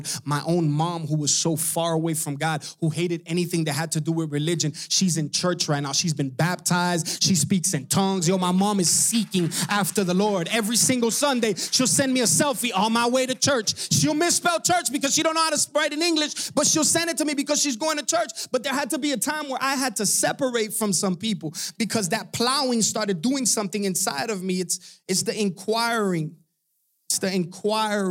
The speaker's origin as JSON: {"language": "English", "town": "Hialeah", "region": "Florida", "country": "United States", "said": "I'm from Hialeah. We don't have no farming."}